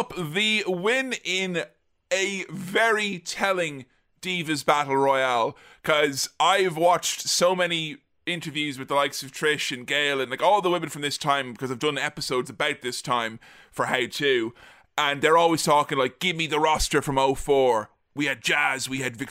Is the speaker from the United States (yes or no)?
no; Ireland; as an Irish child